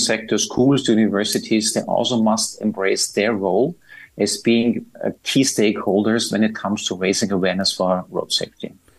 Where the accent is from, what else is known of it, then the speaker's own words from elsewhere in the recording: Austria; moved away as an adult; now in Dubai, United Arab Emirates; I'm from Austria